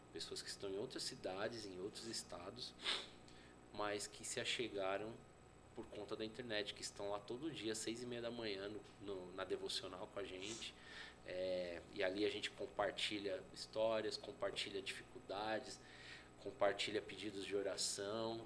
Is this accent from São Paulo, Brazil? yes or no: yes; São Paulo, Brazil; Eu sou nascido criado em São Paulo